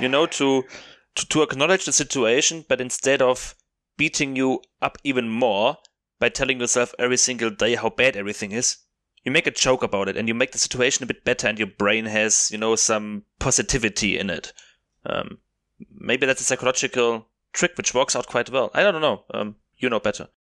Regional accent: South Germany, Germany; English is a second language; moved away as an adult; now in Cape Town, South Africa; I'm from South Germany, I studied in North Germany

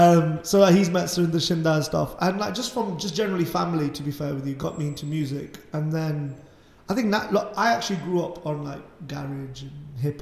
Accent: Leicester, East Midlands, United Kingdom; I'm from Leicester.

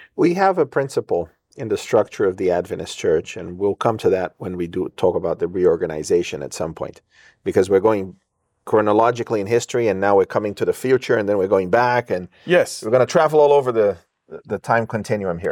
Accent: England, United Kingdom; I grew up in England and there were about 60 nationalities in the boarding school where I studied

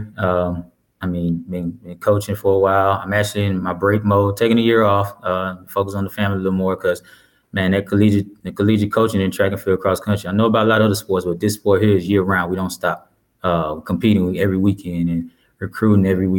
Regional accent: Lorman, Mississippi, United States; moved away; I grew up there, so you know, that's home

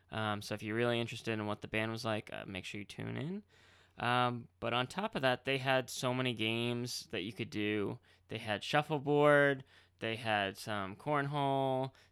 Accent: Marlborough, Massachusetts, United States; on how the brewery is going to be going into Marlborough, Massachusetts, which was mm-hmm. pretty much my hometown. I lived right on the border.

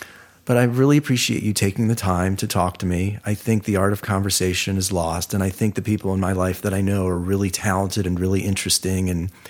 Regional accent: Ohio, United States; And he's from Ohio, and I'm from Ohio.

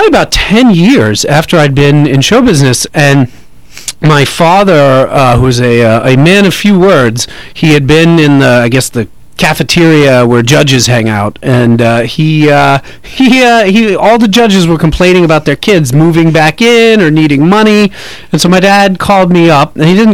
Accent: New York, United States; moved away as an adult; also born or lived in North Hollywood; now in Los Angeles, United States; I grew up in New York.

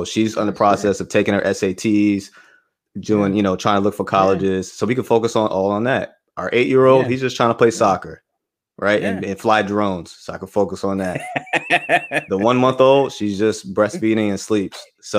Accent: Bronx, New York, United States; born there; My wife and I, we're both from the Bronx. So we're born there.

